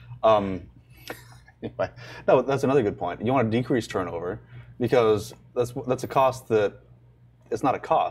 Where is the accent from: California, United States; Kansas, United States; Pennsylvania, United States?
California, United States; San Diego; now in Texas, United States; I'm from San Diego. Beach town. We don't have AC.